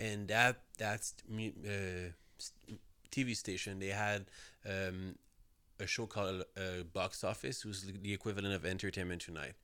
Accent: south shore of Montreal, Quebec, Canada; I grew up outside Montreal, like, uh, s, uh, on the so, south shore of Montreal.

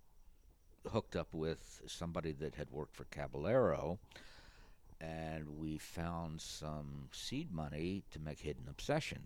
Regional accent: outside of Philadelphia, Pennsylvania, United States; moved away; also born or lived in Boston; I'm from outside of Philadelphia

